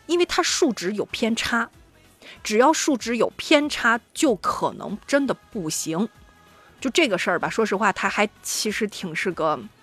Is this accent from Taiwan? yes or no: no; Shandong, China; 尤其符合我们山东人的审美